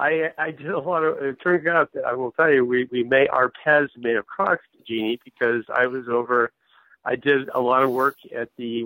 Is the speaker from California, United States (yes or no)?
yes; Eureka, California, United States; now in Santa Monica, United States; I grew up in a little town in Northern California called Eureka, California, and found my kind of tumble down the state of California, went to a college called Davis, UC Davis.